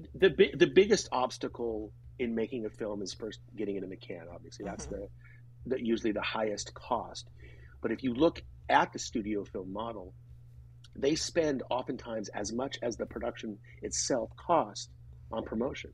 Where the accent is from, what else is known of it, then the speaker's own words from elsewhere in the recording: Grass Valley, California, United States; my hometown of Grass Valley, which is in Northern California